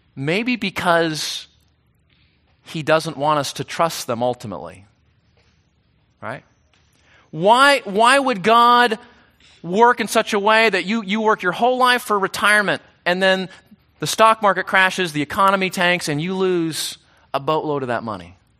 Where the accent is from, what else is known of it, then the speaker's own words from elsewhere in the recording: United States; we Americans